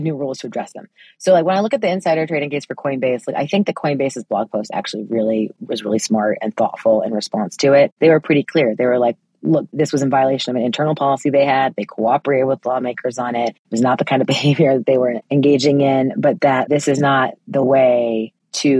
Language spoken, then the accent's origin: English; United States; for me as an American